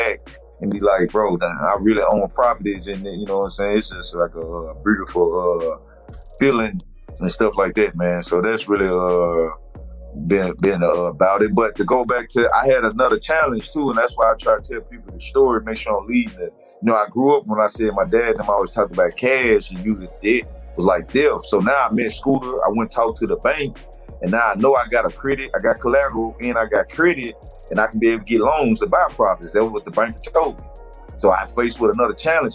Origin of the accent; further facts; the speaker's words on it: Monroe, Louisiana, United States; I grew up in the East Side Booker T area.